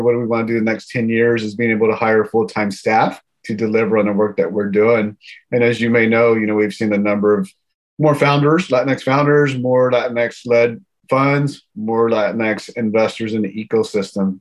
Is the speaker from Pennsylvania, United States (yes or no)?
no; Houston, Texas, United States; now in Silicon Valley, United States; my hometown is Houston, born and raised